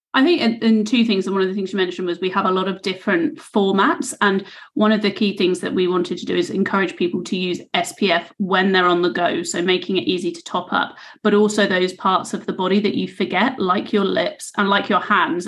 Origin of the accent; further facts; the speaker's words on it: United Kingdom; also born or lived in Australia; I'm I'm British